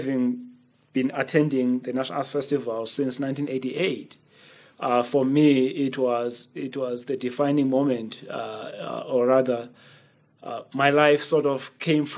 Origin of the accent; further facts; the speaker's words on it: Makhanda, Eastern Cape, South Africa; I grew up in Makanda watching plays